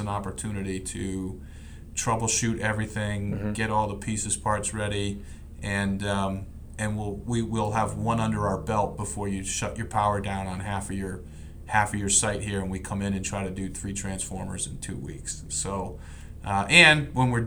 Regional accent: Clinton, Connecticut, United States; moved away; also born or lived in Maryland; I grew up in Clinton, Connecticut

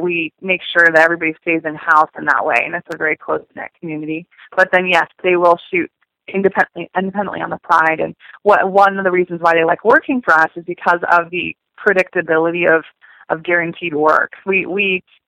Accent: San Francisco, California, United States; moved away as an adult; now in Los Angeles, United States; I'm from San Francisco area, so moving to Los Angeles

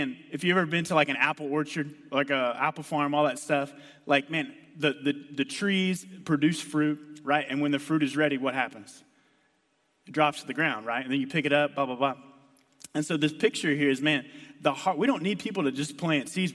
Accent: Texas, United States; moved away; I grew up in Texas

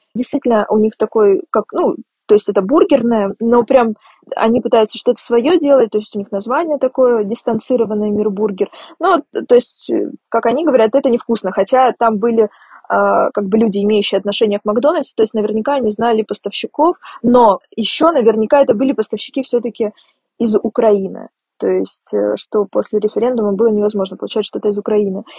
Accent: Rostov-on-Don, Rostov Oblast, Russia; Я вообще выросла в Ростове-на-Дону

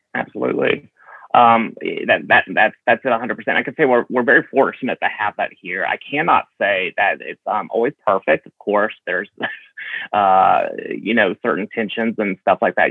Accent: Alabama, United States; I was born and raised here in Alabama

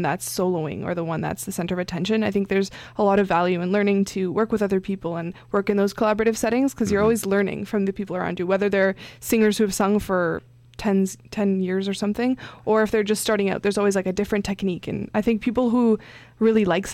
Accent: Mississauga, Ontario, Canada; I'm from Mississauga

